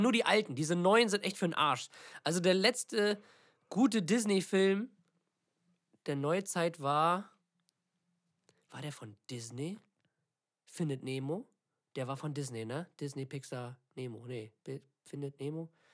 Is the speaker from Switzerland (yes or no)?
no; Northern Germany, Germany; wir kommen aus Norddeutschland